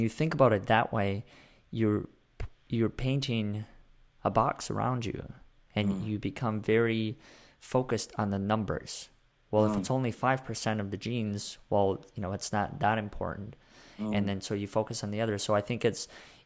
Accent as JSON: {"language": "English", "country": "Russia", "tie": "born or raised there", "said": "I was born in Russia"}